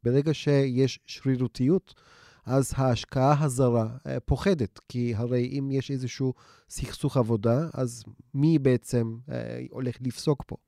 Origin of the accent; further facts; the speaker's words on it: Istanbul, Turkey; moved away; החברים שאני איתם גדלתי באיסטנבול